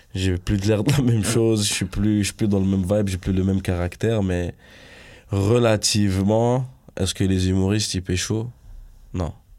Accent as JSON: {"language": "French", "town": "Montreal", "region": "Quebec", "country": "Canada", "said": "je suis de l'Ouest de Montréal"}